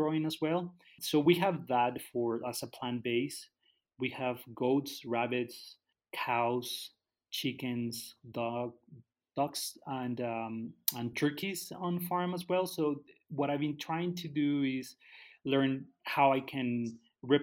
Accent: Guadalajara, Jalisco, Mexico; moved away as an adult; also born or lived in Canada; now in Tala, Mexico; I grew up in the city, so I grew up in Guadalajara. When I was 20, I moved to Canada

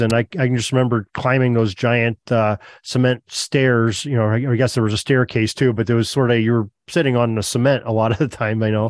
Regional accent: Erie, Pennsylvania, United States; I grew up right near Ainsworth Field.

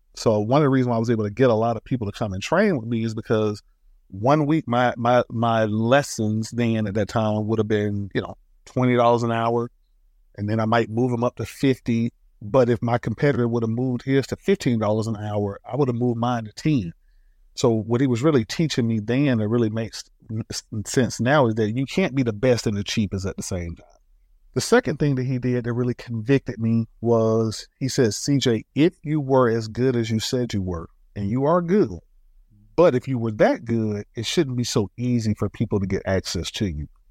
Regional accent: Atlanta, Georgia, United States; I am from Northwest Atlanta, one of Ray's, you know, working class family

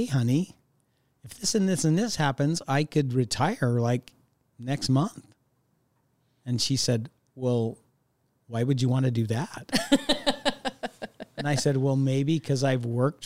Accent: Sandy, Utah, United States; I still have some great memories growing up in Sandy, Utah

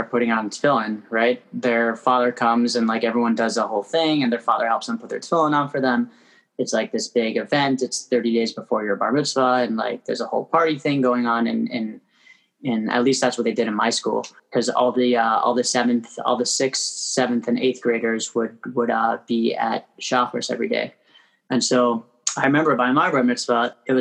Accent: Toronto, Ontario, Canada; moved away as an adult; also born or lived in Crown Heights, Brooklyn, New York; now in New York, United States; I was born and raised in Toronto. I live in Crown Heights now.

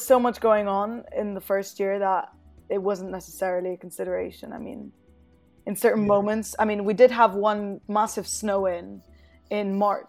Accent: Barcelona, Catalonia, Spain; moved away as an adult; also born or lived in Leeds; now in London, United Kingdom; I'm originally from Barcelona. Many people think I was crazy for abandoning my very beautiful hometown for Yorkshire

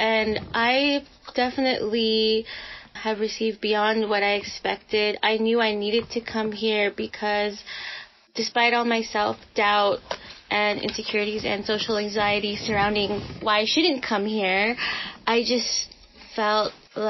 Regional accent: Philippines; To me, like, the best quality of being Filipino is our resiliency.

